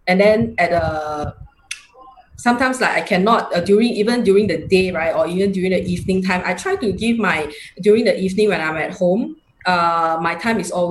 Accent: Singapore; i'm from singapore uh, i am uh, 45 years old this year

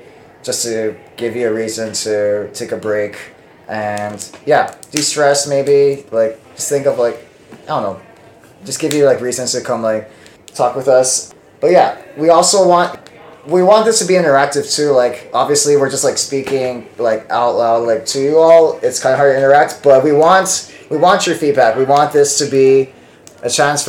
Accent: Hawaii, United States; now in Seattle, United States; I'm from Hawaii

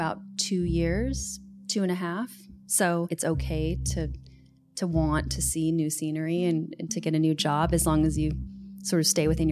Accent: Seattle, Washington, United States; moved away as an adult; also born or lived in New York City; I'm from Seattle originally.

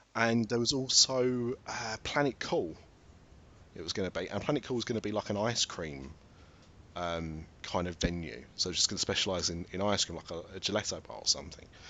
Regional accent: United Kingdom

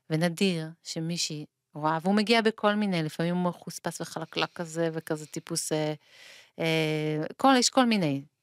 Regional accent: Israel; כך לפחות בקיבוץ שלי

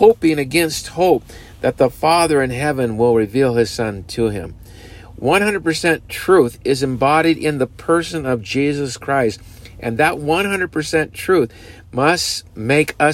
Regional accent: United States; we as Americans

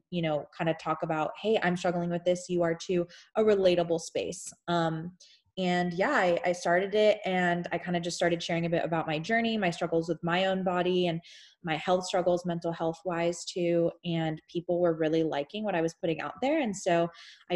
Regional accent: Houston, Texas, United States; I'm from Houston, Texas. Originally born and raised from there

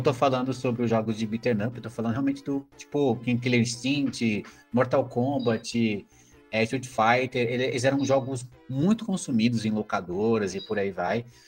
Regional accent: Brazil; como brasileiro

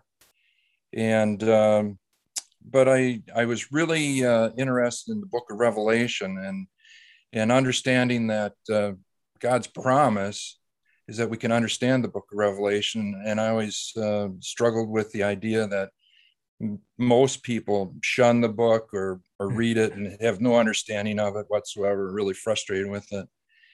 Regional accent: Wisconsin, United States; also born or lived in Baton Rouge; I grew up in Wisconsin area

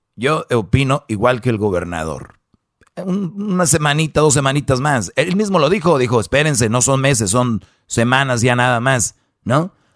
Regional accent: San Nicolás de los Garza, Nuevo León, Mexico; yo soy de allá de San Nicolás de los Garza

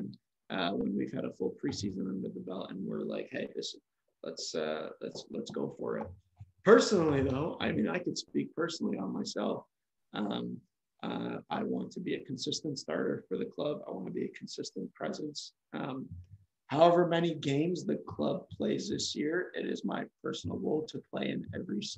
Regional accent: Markham, Ontario, Canada; also born or lived in Australia; now in Vaughan, Canada; I'm from Markham. I'm living in Vaughan right now

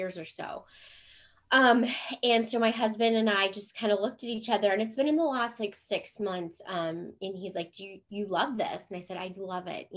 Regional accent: Cleveland, Ohio, United States; moved away as an adult; also born or lived in Jacksonville, Florida / San Diego; now in Chesapeake, United States; We live in Chesapeake, Virginia. So I'm originally from Cleveland, Ohio

